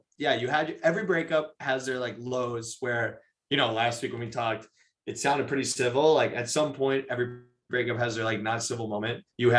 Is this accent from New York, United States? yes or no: yes; Manhasset, New York, United States; my hometown.